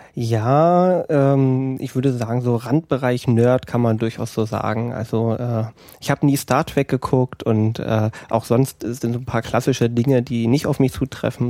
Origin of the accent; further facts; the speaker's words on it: Altenhof, Brandenburg, Germany; now in Eberswalde, Germany; in der Nähe aus dem Dorf komme ich. Altenhof